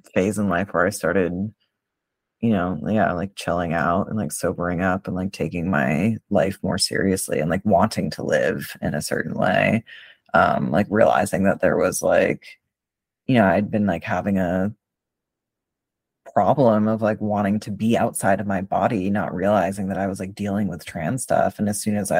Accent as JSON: {"language": "English", "town": "Boston", "region": "Massachusetts", "country": "United States", "moved": "yes", "said": "I'm originally from Boston. Like, I'm not from Western Mass."}